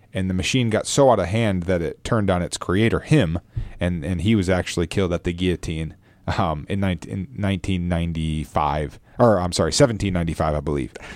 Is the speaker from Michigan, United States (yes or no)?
yes; Michigan, United States; my home state of Michigan